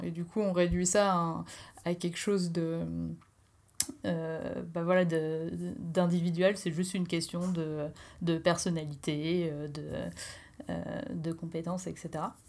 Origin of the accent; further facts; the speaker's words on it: Normandy, France; now in Strasbourg, France; je viens de, de Normandie et j'habite à Strasbourg